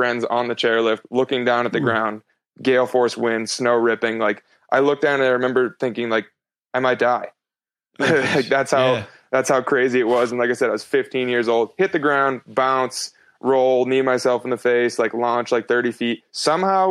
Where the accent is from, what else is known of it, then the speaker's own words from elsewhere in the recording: East Coast, United States; now in West Coast, United States; where I grew up on the East Coast.